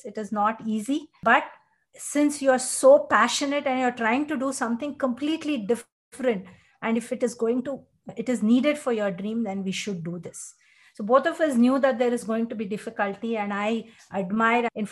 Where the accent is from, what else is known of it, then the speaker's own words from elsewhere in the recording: Bangalore, Karnataka, India; I was born and brought up in Bangalore